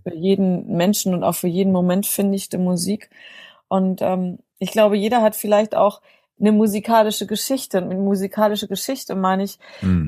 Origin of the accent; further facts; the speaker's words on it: North German Plain, north of Hanover, Lower Saxony, Germany; moved away as an adult; now in Bonn, Germany; Ursprünglich komme ich, sage ich mal, aus der norddeutschen Tiefebene, aus einem kleinen Dorf mit drei Häusern